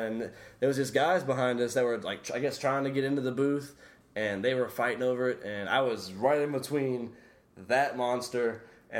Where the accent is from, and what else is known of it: Louisiana, United States; born or raised there